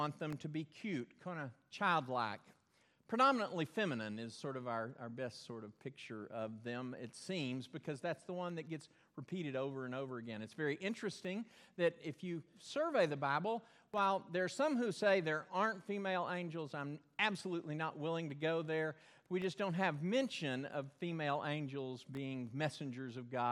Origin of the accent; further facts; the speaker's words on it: Belton, Texas, United States; Where I grew up in Belton, there was a dam, Belton Dam, built way up high